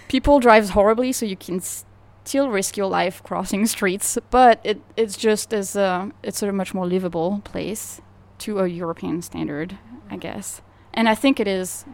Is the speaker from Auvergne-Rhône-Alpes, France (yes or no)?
no; suburb of Paris, Île-de-France, France; English is a second language; moved away as an adult; also born or lived in Sacramento, United States; now in New Orleans, United States; I grew up in the suburb of Paris